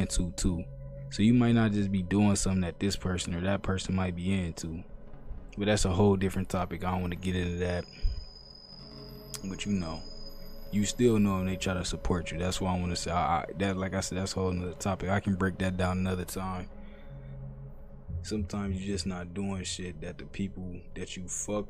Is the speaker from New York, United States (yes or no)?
no; Ohio, United States; I'm from Ohio